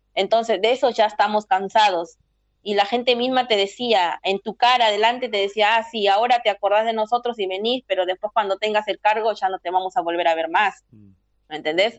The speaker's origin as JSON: {"language": "Spanish", "country": "Peru", "moved": "as an adult", "lives_now": "Argentina", "said": "decidimos emprender eh, ese viaje para buscar oportunidades fuera, porque dentro de tu país no tenías oportunidades"}